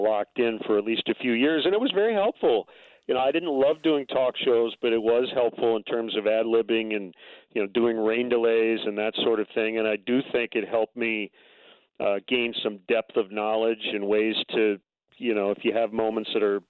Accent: near Lansing, Michigan, United States; moved away; also born or lived in Milwaukee, Wisconsin; moved to Lansing, which is not far from my hometown

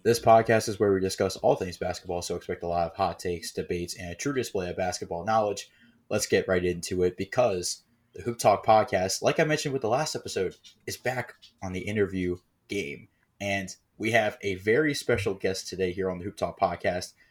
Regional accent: Maryland, United States; we're also from the D M V. We're actually from Maryland

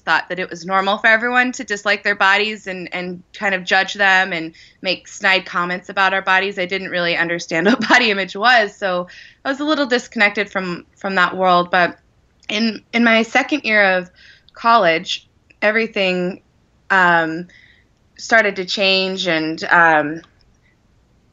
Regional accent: Wyoming, United States; I grew up in Wyoming

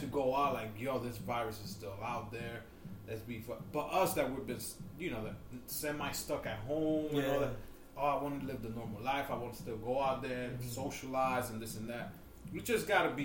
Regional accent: New York, United States; now in New Jersey, United States; I am a New Yorker. I grew up was born and raised in fucking New York.

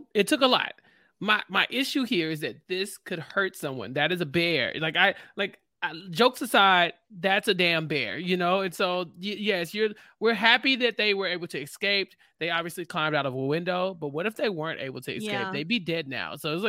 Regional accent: Houston, Texas, United States; I am from Houston.

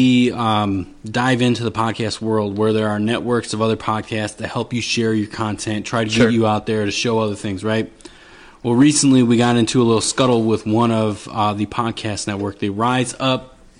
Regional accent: Racine, Wisconsin, United States; now in Phoenix, United States; I'm from Wisconsin.

